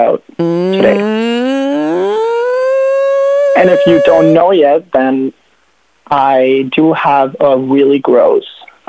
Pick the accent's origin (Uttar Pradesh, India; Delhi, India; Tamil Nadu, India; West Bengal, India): Delhi, India; New Delhi; moved away as an adult; now in Canada; I am from Delhi, though, but I'm studying